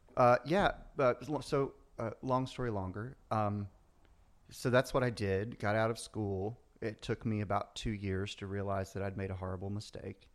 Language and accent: English; the South, United States; moved away; I grew up in the South, you know, it's, we were a tight family